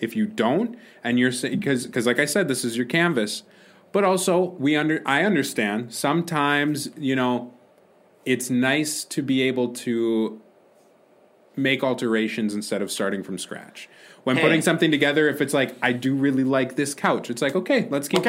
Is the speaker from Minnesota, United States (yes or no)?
yes; Minnesota, United States; No. So I'm from Minnesota.